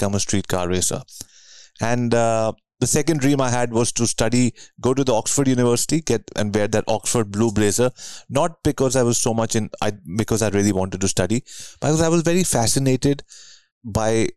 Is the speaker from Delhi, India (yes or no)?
yes; New Delhi, Delhi, India; moved away as an adult; now in Vancouver, Canada; I grew up in New Delhi, India, and then many years later, moved to Vancouver, Canada